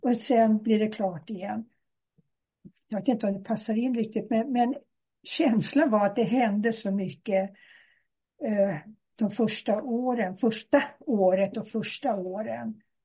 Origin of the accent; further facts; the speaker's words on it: Stockholm, Stockholm County, Sweden; moved away as an adult; now in Skillinge, Sweden; jag sitter nere i Skillinge på Österlen, men jag är från Stockholm.